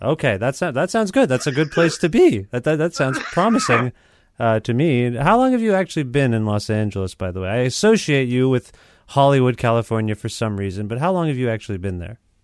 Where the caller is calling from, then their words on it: Ontario, Canada; I'm calling you from Ontario, Canada